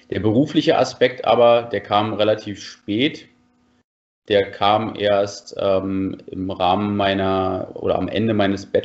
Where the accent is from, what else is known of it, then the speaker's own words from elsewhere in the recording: Falkensee, Brandenburg, Germany; now in Berlin, Germany; gut, ich bin im Haus aufgewachsen, also ich bin jetzt kein Stadtkind gewesen, komme ursprünglich aus Falkensee, bin dann aber als junger Mensch nach Berlin gezogen, wo es ja die meisten jungen Menschen hinzieht.